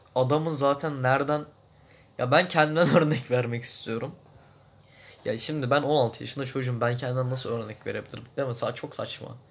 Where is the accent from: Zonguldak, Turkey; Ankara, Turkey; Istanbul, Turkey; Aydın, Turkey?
Zonguldak, Turkey; moved away; also born or lived in İzmir; ben İzmir'de doğdum. Zonguldak'ta büyüdüm belli bir yaşıma kadar.